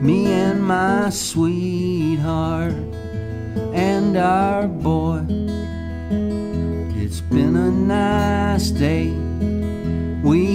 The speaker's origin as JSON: {"language": "English", "town": "Madisonville", "region": "Kentucky", "country": "United States", "tie": "born or raised there", "also_born_or_lived": "Sturgis, Kentucky / West Paducah, Kentucky", "moved": "yes", "lives_now": "Nashville, United States", "said": "born and raised in Western Kentucky, born in Sturgis"}